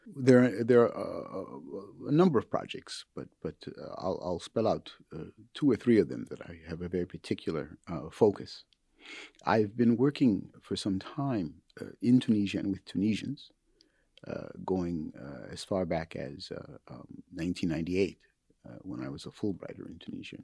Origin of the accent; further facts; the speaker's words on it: Minneapolis, Minnesota, United States; moved away; my hometown of, uh, Minneapolis